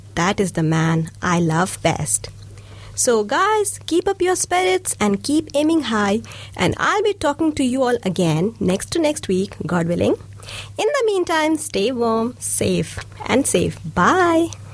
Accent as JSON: {"language": "English", "country": "India", "moved": "yes", "said": "I'm I'm from India"}